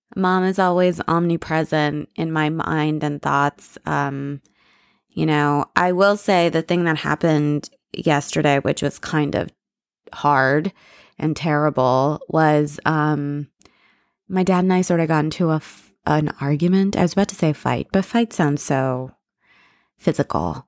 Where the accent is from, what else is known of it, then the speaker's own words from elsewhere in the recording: United States; I'm very American. You know, I'm more American than anything else